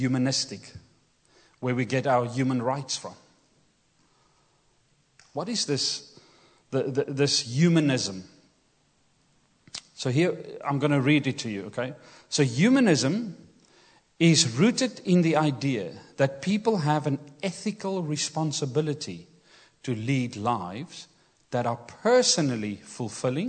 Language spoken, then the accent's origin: English; Kimberley, Northern Cape, South Africa; English is a second language; moved away; Growing up in South Africa, I grew up in Kimberley, which is semi-desert, the Kalahari Desert.